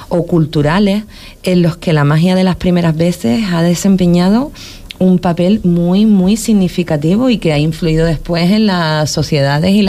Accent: Huelva, Andalusia, Spain; now in Canary Islands, Spain; mi tierra de Huelva.

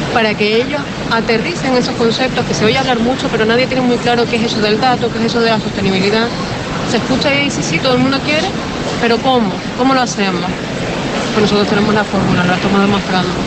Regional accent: Canary Islands, Spain; nosotros tenemos como Canarias, destino turístico que somos potentes

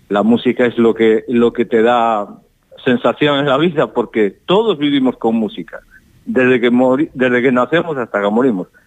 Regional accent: O Rosal, Galicia, Spain; porque yo ya me formé en una banda de mi pueblo que es la agrupación musical do Rosal. Ahí empecé yo mi dote de mi primer lenguaje musical y acercarme al instrumento y estas cosas.

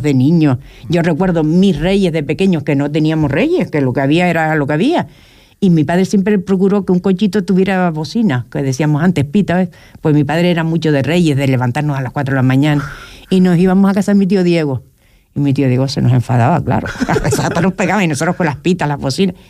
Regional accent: Puerto del Rosario, Canary Islands, Spain; Soy de la barriada del Carmen, nacida y criada allí

